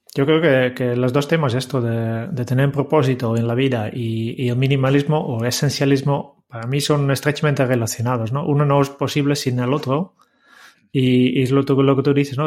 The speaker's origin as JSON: {"language": "Spanish", "country": "Netherlands", "said": "como holandés"}